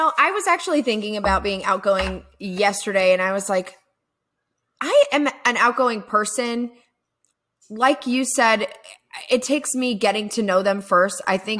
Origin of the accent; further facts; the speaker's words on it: Florida, United States; also born or lived in Virginia / Augusta, Georgia; now in Atlanta, United States; I was originally from Florida. We moved up to Virginia. Then we came to Augusta, Georgia, and we stayed there until I was, well, after I was married.